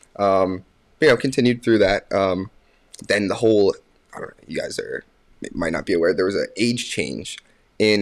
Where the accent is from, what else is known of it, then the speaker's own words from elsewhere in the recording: Warminster, Pennsylvania, United States; I'm from Warminster, Pennsylvania